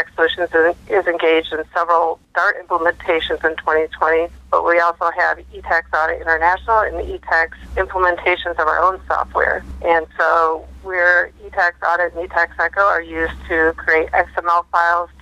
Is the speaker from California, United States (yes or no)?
no; Michigan, United States; moved away; originally I came from Michigan